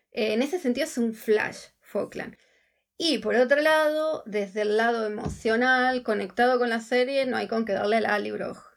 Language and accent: Spanish; Argentina; moved away as an adult; now in Scotland, United Kingdom; una vez viajando por la Patagonia Argentina, que yo soy de, Argentina